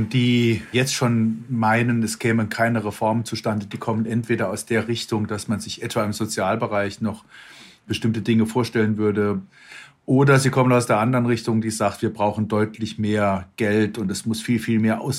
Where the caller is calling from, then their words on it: Cologne, North Rhine-Westphalia, Germany; Äh, ich bin aus Köln zugeschaltet, also aus dem direkten Rivalen Düsseldorfs.